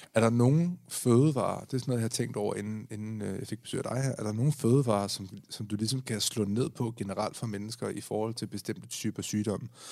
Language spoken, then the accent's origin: Danish; Denmark; vi er danskere, og vi er danskere